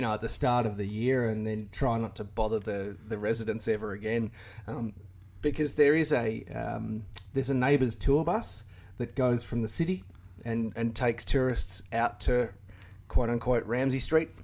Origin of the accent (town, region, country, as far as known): Australia